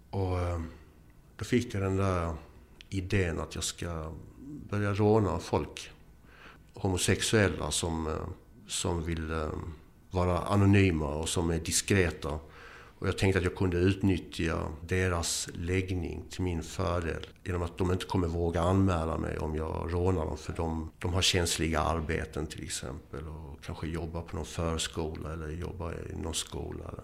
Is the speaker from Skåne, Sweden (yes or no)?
yes; Eslöv, Skåne, Sweden; also born or lived in Boden; och eh, jag är född i Boden och har bott överallt i Sverige. Uppväxt i Skåne, Eslöv, finsk mamma, ingen pappa.